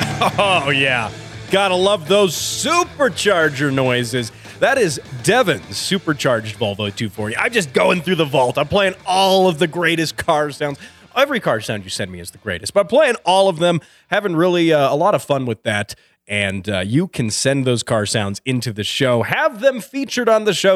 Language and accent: English; Colorado, United States; a town here in Colorado, in my home state